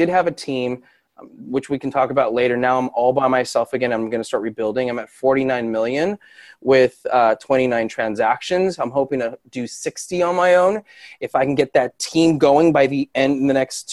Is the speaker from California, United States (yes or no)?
yes; Los Angeles, California, United States; Born and raised in Los Angeles